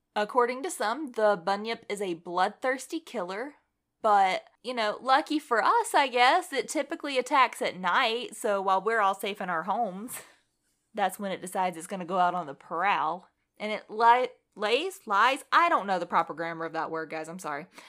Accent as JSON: {"language": "English", "country": "United States", "said": "we're American"}